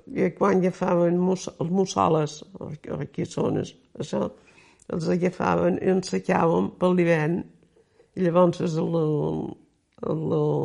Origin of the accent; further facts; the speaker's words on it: Pollença, Balearic Islands, Spain; also born or lived in Cala Sant Vicenç; néixer l'any 25, aquí a Pollença